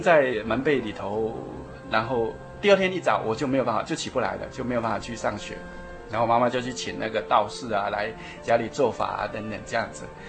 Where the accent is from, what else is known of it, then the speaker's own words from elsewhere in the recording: Yilan, Yilan County, Taiwan; moved away as an adult; also born or lived in Taipei; 我是宜兰人，啊，从小就在宜兰长大